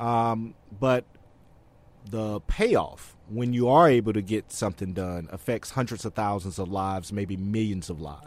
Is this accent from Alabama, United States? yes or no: yes; Alabama, United States; moved away; back in my home state in Alabama